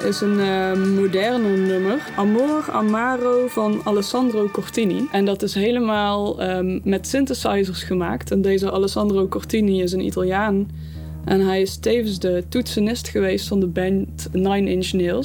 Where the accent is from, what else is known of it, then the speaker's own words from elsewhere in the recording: Eindhoven, North Brabant, Netherlands; Ik kom uit Eindhoven, Woensel om precies te zijn